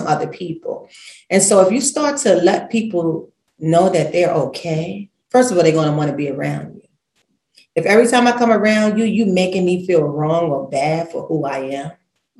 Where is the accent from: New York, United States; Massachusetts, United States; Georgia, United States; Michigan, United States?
New York, United States; New York City; I'm from Brooklyn, real colorful.